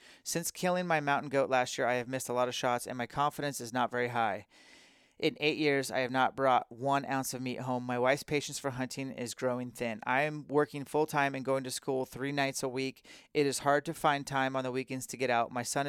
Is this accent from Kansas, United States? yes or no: yes; Kansas, United States; I'm from Kansas.